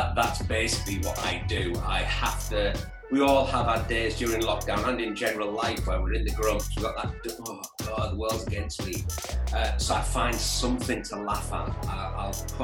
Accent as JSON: {"language": "English", "country": "United Kingdom", "said": "we're so British"}